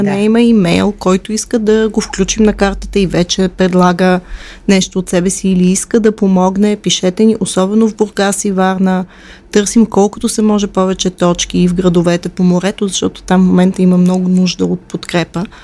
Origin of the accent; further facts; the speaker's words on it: Moscow, Russia; born there; Аз съм родена в а, империята на злото. Аз съм родена в Москва.